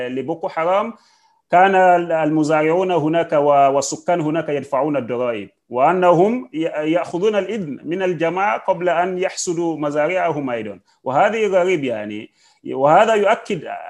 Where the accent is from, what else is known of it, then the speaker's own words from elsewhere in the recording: Nigeria; أنا كمواطن نيجيري